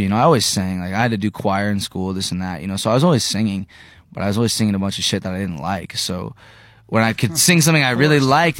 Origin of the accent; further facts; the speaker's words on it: Terre Haute, Indiana, United States; I'm from Indiana, you know, Terre Haute